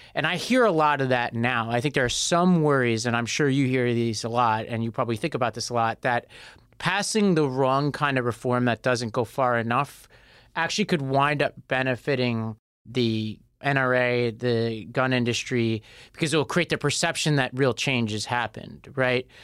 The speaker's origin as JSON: {"language": "English", "region": "New York", "country": "United States", "said": "I'm a New Yorker"}